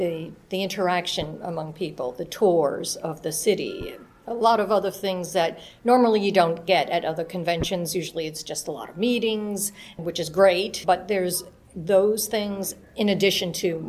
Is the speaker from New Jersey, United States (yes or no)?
no; Knoxville, Tennessee, United States; I'm from the Knoxville, Tennessee area.